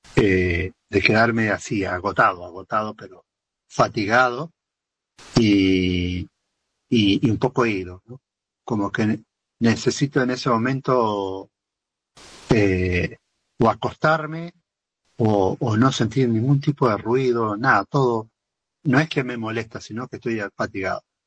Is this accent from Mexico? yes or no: no; Argentina; yo siento que soy 100% argentino